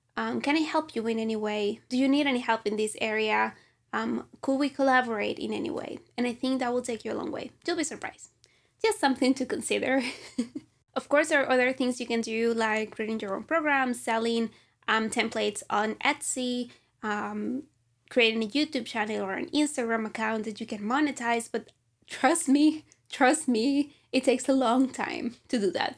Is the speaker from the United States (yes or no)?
no; Venezuela; moved away as an adult; I'm from Venezuela